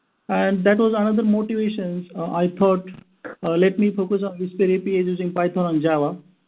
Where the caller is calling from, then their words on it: India; I am calling in from India, which is exactly opposite time zone compared to PST.